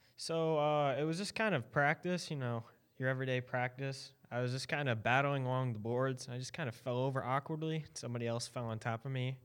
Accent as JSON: {"language": "English", "region": "Indiana", "country": "United States", "tie": "born or raised there", "also_born_or_lived": "Maryland", "said": "I started skating after I moved to Indiana from Maryland"}